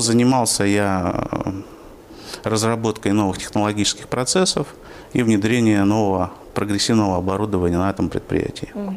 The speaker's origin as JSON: {"language": "Russian", "town": "Yaroslavl", "region": "Yaroslavl Oblast", "country": "Russia", "tie": "born or raised there", "moved": "as an adult", "lives_now": "Orenburg, Russia", "said": "Родился я на Волге, а в городе Ярославле, который недавно отмечал тысячелетие со, своего, со времени своего основания. Потом я 30 э, лет там жил"}